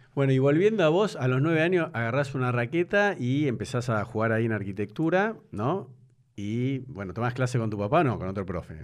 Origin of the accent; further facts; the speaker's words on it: Buenos Aires, Argentina; moved away as an adult; now in Nordelta, Argentina; Yo jugaba en la pared de mi casa de Belgrano